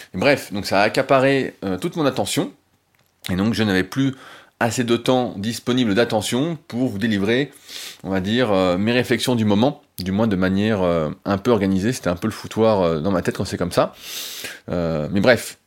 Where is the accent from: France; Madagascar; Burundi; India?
France; en tant que bon français